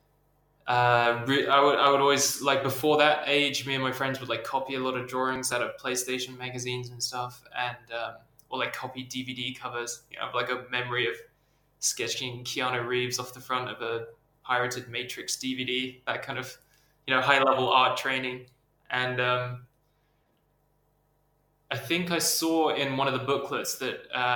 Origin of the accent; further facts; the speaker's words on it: England, United Kingdom; moved away as an adult; also born or lived in Borneo; now in Sweden; I'm from England. I grew up a bit. Some of my childhood was spent out in Southeast Asia, like my dad worked in Borneo, so I lived there for a few years when I was young, and moved back to the UK and kind of grew up and went to school there